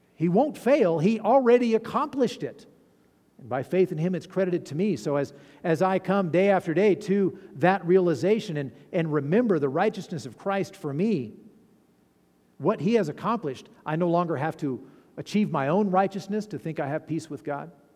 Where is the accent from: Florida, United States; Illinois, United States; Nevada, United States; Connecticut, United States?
Nevada, United States; Fallon; I'm from Fallon